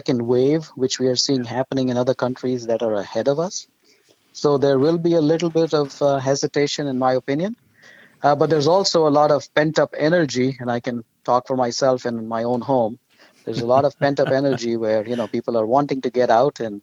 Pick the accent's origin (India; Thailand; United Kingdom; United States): India; moved away; my wife and I grew up in India